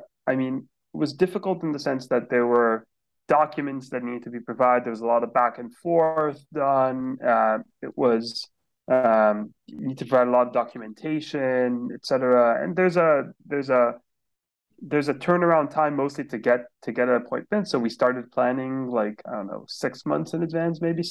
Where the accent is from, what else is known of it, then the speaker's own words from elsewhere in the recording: Beirut, Beirut Governorate, Lebanon; moved away as an adult; now in United States; I was born and raised in Beirut, Lebanon